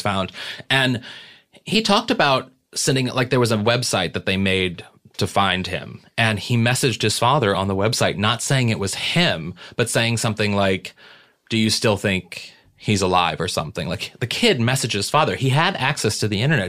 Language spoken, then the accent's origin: English; St. Louis, Missouri, United States; we're both from Saint Louis